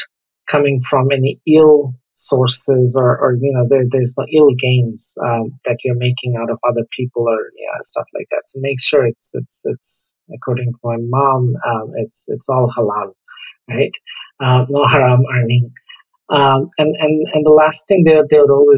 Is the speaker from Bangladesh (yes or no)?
yes; Dhaka, Dhaka Division, Bangladesh; For a very early age, I grew up in Mirpur.